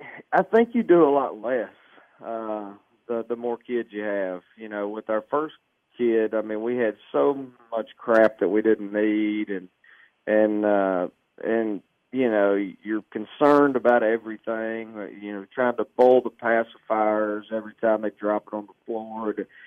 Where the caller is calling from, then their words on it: Arkansas, United States; I'm at home in Arkansas, down south, man.